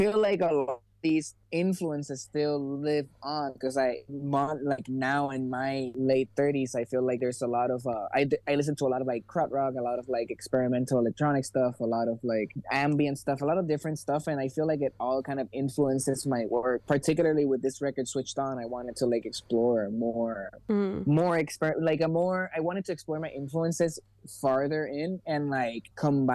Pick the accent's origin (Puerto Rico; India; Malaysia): Puerto Rico; moved away as an adult; now in Los Angeles, United States; I grew up in Puerto Rico